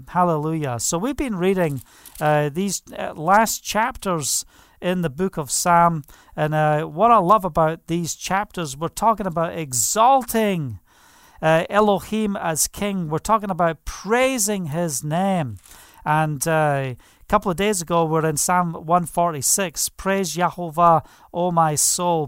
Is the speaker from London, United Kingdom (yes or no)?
no; Scottish Highlands, Scotland, United Kingdom; I was brought up in the Scottish mountains